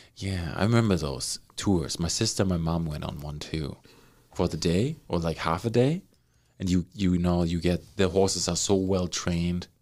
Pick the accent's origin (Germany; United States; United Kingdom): Germany; now in Canada